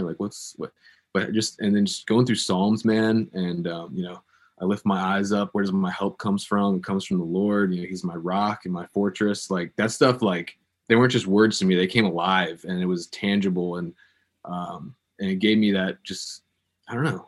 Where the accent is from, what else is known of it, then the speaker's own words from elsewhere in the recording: Virginia Beach, Virginia, United States; in my hometown, there's a organization called the Christian Broadcasting Network